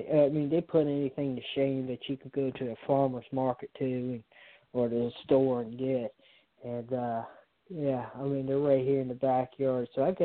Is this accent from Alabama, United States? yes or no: no; Richmond, Virginia, United States; I'm from the South like you are. I'm from here right around Richmond, so I'm from the country